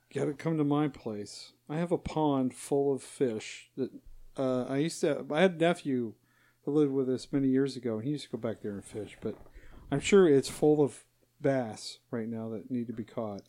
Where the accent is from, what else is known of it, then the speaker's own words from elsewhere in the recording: Utah, United States; moved away; I was born, born and raised in Utah